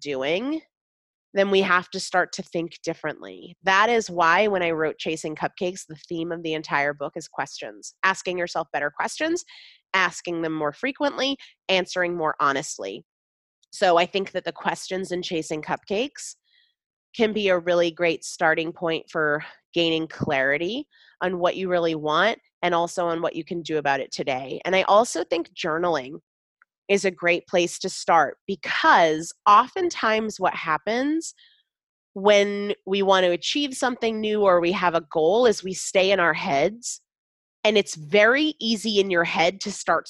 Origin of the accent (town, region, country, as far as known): Sandwich, Massachusetts, United States